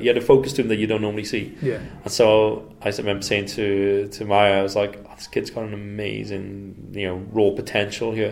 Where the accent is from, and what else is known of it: Wales, United Kingdom; moved away; also born or lived in Indonesia